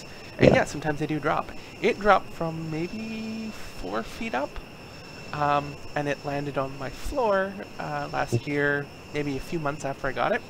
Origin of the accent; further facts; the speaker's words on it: Canada; I'm Canadian